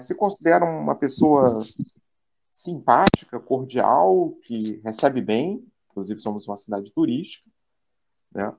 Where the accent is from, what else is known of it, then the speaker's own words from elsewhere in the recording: Rio de Janeiro, Brazil; now in Niterói, Brazil; Nasci, fui criado aqui no, no Rio de Janeiro, agora estou morando em Niterói